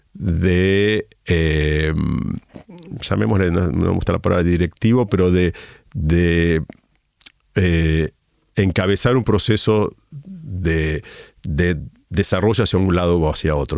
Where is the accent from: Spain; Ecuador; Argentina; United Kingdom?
Argentina